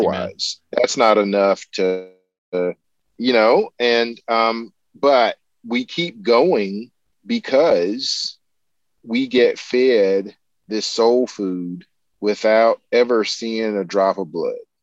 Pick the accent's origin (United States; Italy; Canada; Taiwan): United States; the American South; as a Southerner